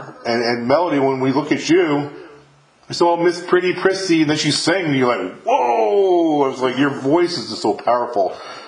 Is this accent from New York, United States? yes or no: yes; New York, United States; now in Mississippi, United States; I'm from New York, but I live in Mississippi now